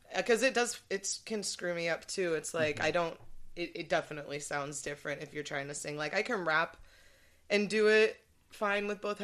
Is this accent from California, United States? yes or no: yes; Santa Barbara, California, United States; moved away as an adult; now in San Diego, United States; I'm from Santa Barbara